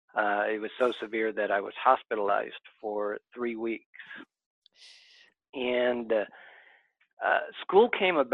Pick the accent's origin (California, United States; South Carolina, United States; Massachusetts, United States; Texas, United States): California, United States; Southern; I grew up in Southern California.